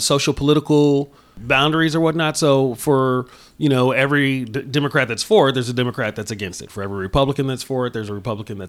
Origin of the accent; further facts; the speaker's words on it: San Francisco, California, United States; I was born in 1968 in San Francisco